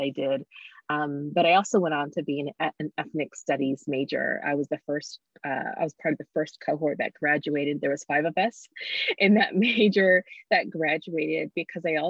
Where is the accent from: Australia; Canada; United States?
United States; Eugene, Oregon; also born or lived in Zambia; I actually was born in Zambia, moved here. But really all I've ever known is Eugene in terms of like my growing foundation